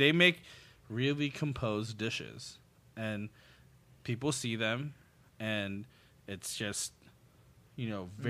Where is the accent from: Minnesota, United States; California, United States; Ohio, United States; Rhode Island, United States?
California, United States; Pico Rivera; I grew up in the city of Pico Rivera, predominantly Latino